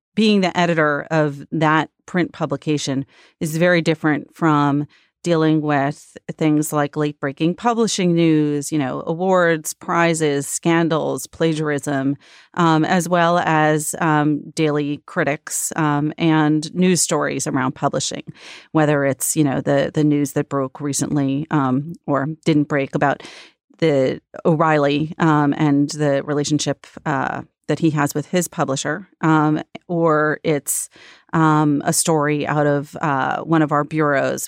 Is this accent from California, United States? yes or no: no; Long Island, New York, United States; I grew up on Long Island outside the city